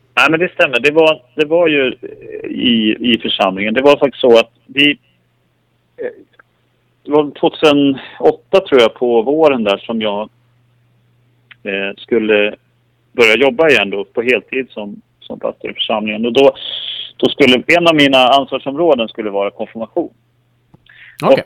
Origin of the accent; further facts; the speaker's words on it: Skellefteå, Västerbotten County, Sweden; moved away; jag har vuxit upp i, i, i Norrland, i Skellefteå